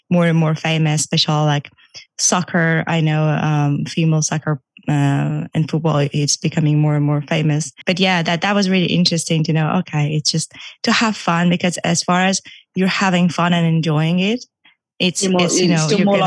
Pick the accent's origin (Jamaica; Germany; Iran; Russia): Iran; moved away; I used to actually do competitive swimming back in Iran. I'm from Iran